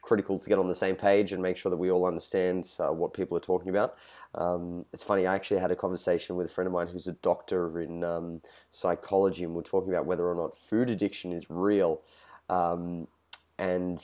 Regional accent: Australia; I'm Australian

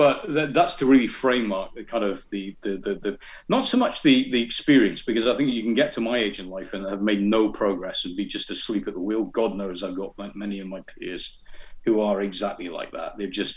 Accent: North East England, United Kingdom; accent: Scottish burr; also born or lived in Glasgow, Scotland; I am a Scottish-Italian Geordie. So I was born in Glasgow, which is where the burr comes from. But I left when I was 8, I think, and came down to England.

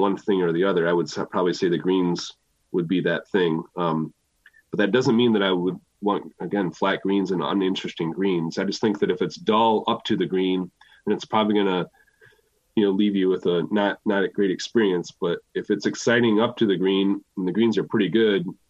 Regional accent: Michigan, United States; Michigan cause it's my home state

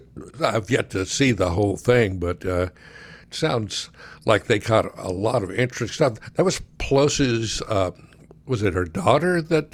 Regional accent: Big Spring, Texas, United States; being from Big Spring

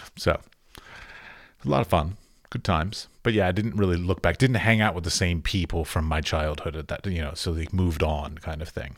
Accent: United States; moved away as an adult; now in Prague, Czech Republic; I'm an American artist living in Europe

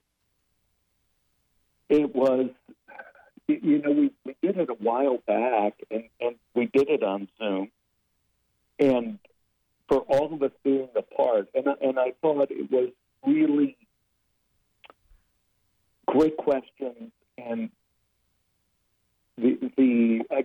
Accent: Dallas, Texas, United States; moved away as an adult; now in Los Angeles, United States; Growing up in Oak Cliff was a very racist place to grow up

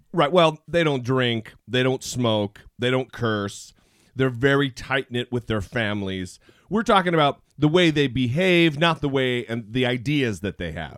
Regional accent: Idaho, United States; I grew up in Idaho where there's lots and lots of Mormons

